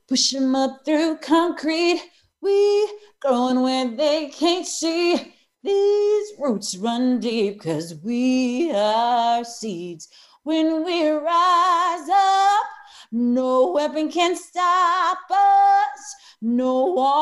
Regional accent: Eureka, Missouri, United States; I grew up in Eureka, Missouri, which is right outside of St. Louis.

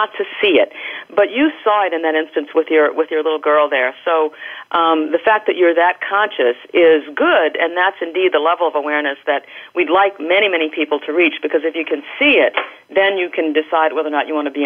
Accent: United States; I've spent my life in the United States

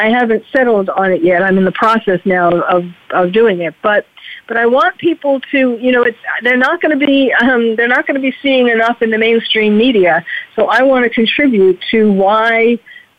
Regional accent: New York, United States; moved away as an adult; now in California, United States; I am born and bred in New York, and I moved to California. I'm currently in California

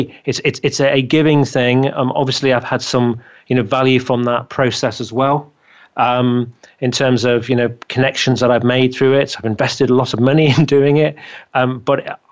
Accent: England, United Kingdom; accent: English; my English accent

